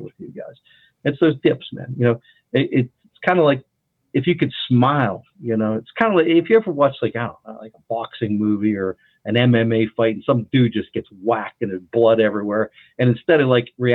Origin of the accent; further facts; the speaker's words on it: West Virginia, United States; I'm from West Virginia